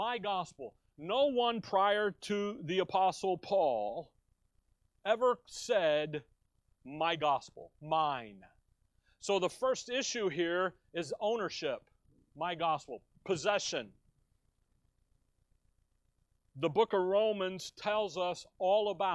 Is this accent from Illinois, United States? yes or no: yes; Chicago, Illinois, United States; now in Tempe, United States; growing up in Chicago, there was a day even in Chicago when we went to high school with a gun in the back window